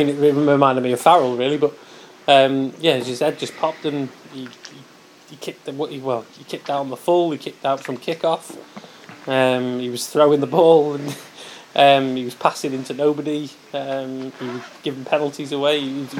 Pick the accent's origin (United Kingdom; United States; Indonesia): United Kingdom; Wales; as a Welshman